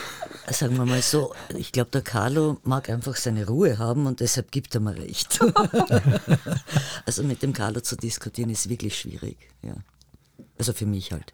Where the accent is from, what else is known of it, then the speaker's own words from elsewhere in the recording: Tyrol, Austria; moved away; also born or lived in Vienna; Tirolerin mit Migrationshintergrund